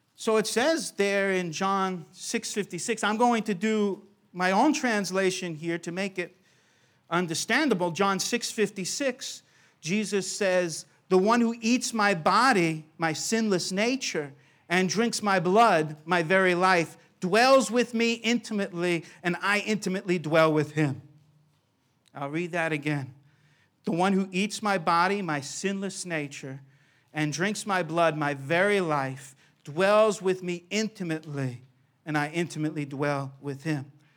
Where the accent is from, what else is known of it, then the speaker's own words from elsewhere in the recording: New York, United States; I grew up in New York